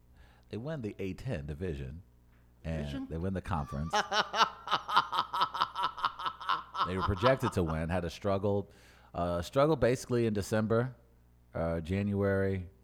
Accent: St. Louis, Missouri, United States; I'm from St. Louis.

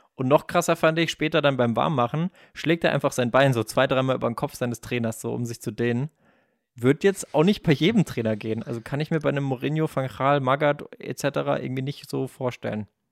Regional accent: Baden-Württemberg, Germany; ich bin ja auch aus Baden-Württemberg

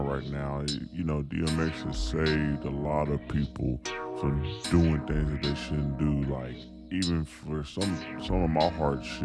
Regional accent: Houston, Texas, United States; also born or lived in Dallas, Texas; I was raised in Houston, but born in Dallas

